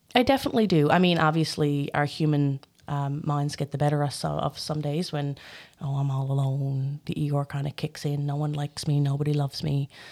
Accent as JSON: {"language": "English", "region": "Newfoundland and Labrador", "country": "Canada", "tie": "born or raised there", "said": "I grew up in Birch Bay, Newfoundland."}